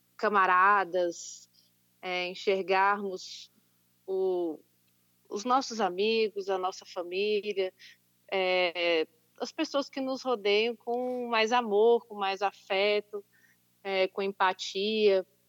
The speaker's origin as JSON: {"language": "Portuguese", "country": "Brazil", "said": "enquanto brasileiros"}